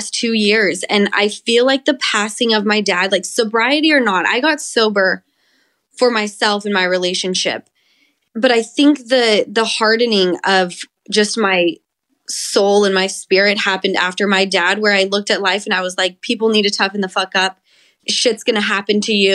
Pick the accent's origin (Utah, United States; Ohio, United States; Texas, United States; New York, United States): Utah, United States; now in Los Angeles, United States; this is my home state. I grew up coming to St. George like every other weekend